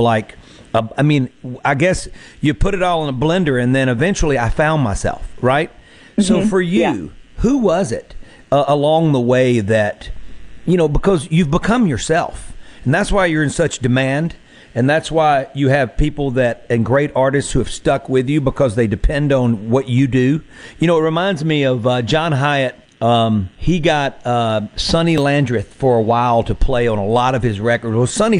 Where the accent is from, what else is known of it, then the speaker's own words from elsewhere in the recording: the Mississippi Delta, United States; growing up in the Delta, land of the Delta blues and gospel